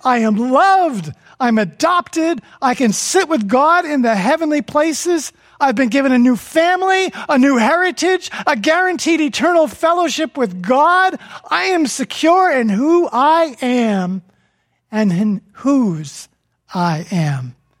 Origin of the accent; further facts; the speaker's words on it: New Jersey, United States; From New Jersey